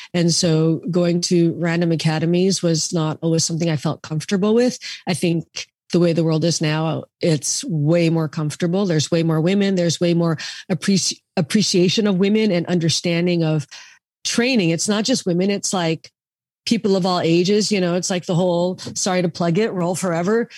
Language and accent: English; Seattle, Washington, United States; moved away; I grew up in Seattle